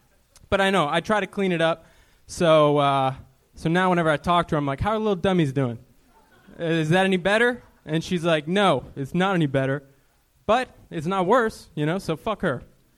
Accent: Minneapolis, Minnesota, United States; moved away

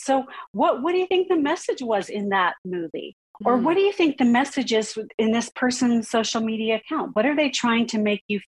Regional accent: California, United States; now in Utah, United States; I'm a Californian at heart, living in Utah.

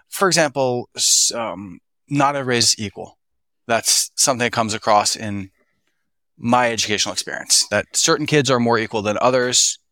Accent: Philadelphia, Pennsylvania, United States; I was raised in Philadelphia

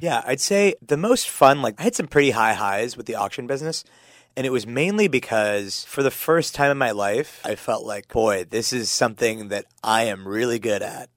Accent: Pittsburgh, Pennsylvania, United States; now in San Francisco, United States; I grew up in Pittsburgh.

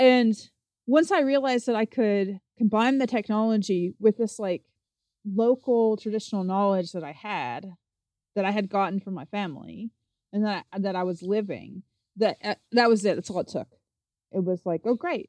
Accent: Appalachian Mountains, Kentucky, United States; I'm from the Appalachian Mountains in Kentucky, and I grew up, I like to tell people I grew up on a farm on a mountain in the middle of a national

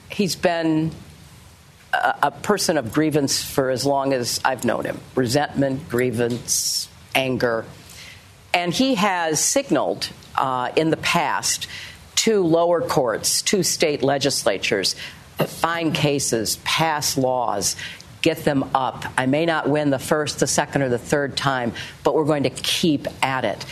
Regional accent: Southern California, United States; moved away; I grew up in Southern California where I did feel like we were, we were the elites.

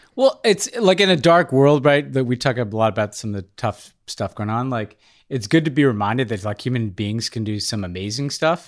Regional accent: New York City, New York, United States; as a New Yorker

